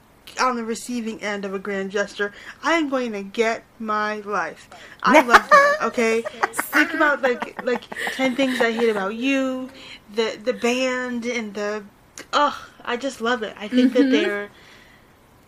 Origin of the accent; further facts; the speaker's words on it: near Buffalo, Western New York, United States; I grew up here in Western New York. So, like, I live near Buffalo